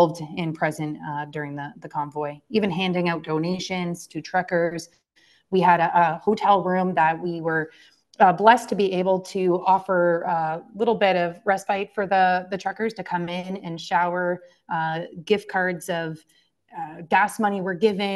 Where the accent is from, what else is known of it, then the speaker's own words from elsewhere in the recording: London, Ontario, Canada; my hometown in London, Ontario